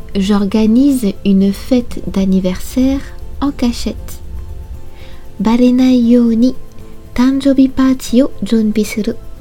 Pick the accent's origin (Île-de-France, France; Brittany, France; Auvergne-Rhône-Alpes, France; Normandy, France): Brittany, France; moved away as an adult; now in Japan; Je suis originaire de Bretagne, une région à l'ouest de la France.